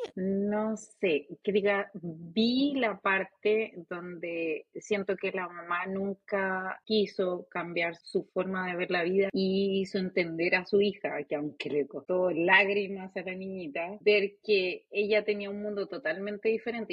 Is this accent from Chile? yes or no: yes; Chile; now in United States; como chilenas